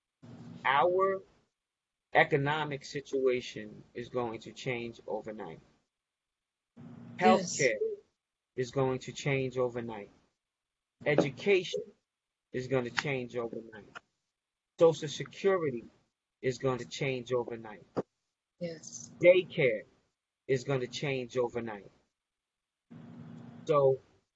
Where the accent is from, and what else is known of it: United States